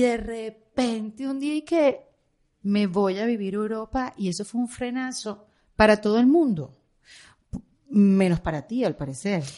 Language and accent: Spanish; Venezuela; moved away as an adult; now in Miami, United States; yo como venezolana